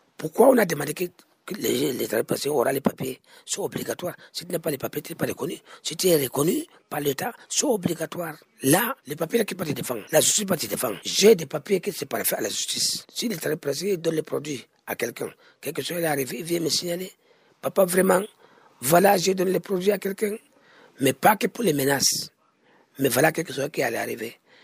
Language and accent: French; Cameroon; On est des Camerounais, on est des Camerounais